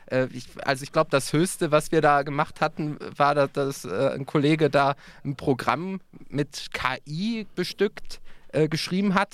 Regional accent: North Rhine-Westphalia, Germany; wo kommst du her? Ja, aus NRW

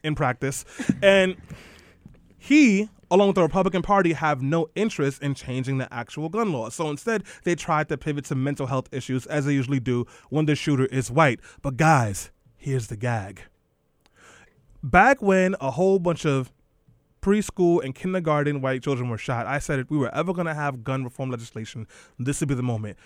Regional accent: New York City, New York, United States; as a kid growing up in East New York

